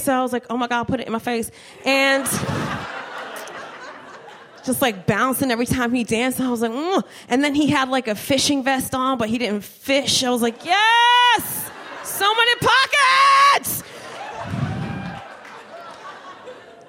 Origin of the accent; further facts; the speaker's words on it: Trenton, New Jersey, United States; moved away as an adult; also born or lived in Miami; I'm from Trenton